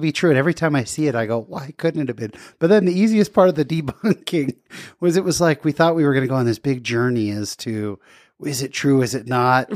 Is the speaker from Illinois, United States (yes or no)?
no; California, United States; now in Utah, United States; I'm a Californian, but now a Uton